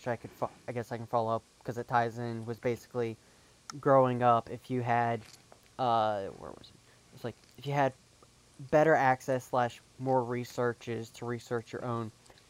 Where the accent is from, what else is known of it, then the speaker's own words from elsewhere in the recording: North Carolina, United States; me growing up even as a straight person, bumfuck middle of North Carolina.